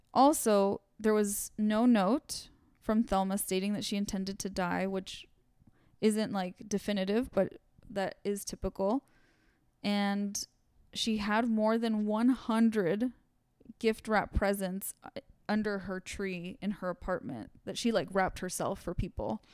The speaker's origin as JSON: {"language": "English", "town": "Santa Monica", "region": "California", "country": "United States", "tie": "born or raised there", "said": "I grew up in Santa Monica"}